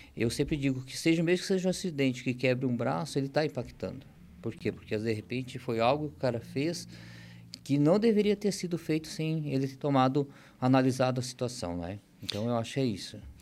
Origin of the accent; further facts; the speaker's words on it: Rio Grande do Sul, Brazil; also born or lived in Tijucas, Santa Catarina; now in Santa Catarina, Brazil; A gente nascemos lá no Rio Grande do Sul e com o tempo não tinha oportunidade lá, a gente acabou vindo para Santa Catarina, vim parar em Tijucas